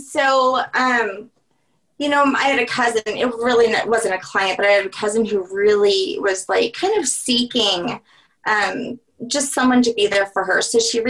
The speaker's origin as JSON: {"language": "English", "region": "Louisiana", "country": "United States", "said": "we're from Louisiana."}